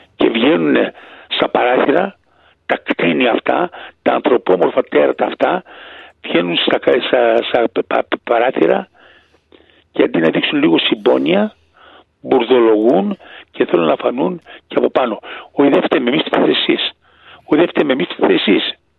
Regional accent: Greece; moved away; δεν πουλάω την πατρίδα μου

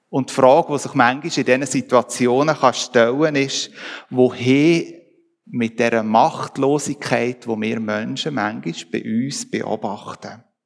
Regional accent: Switzerland; bei uns in der Schweiz

